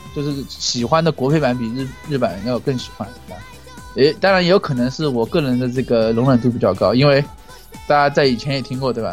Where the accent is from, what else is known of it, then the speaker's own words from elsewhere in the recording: Jiangxi, China; 我是江西人